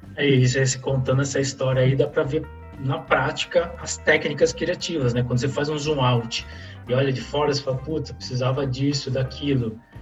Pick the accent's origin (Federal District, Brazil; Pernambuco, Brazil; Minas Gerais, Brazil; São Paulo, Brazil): São Paulo, Brazil; Santos; also born or lived in Fernandópolis, São Paulo; eu nasci no interior de São Paulo, numa cidade chamada Fernandópolis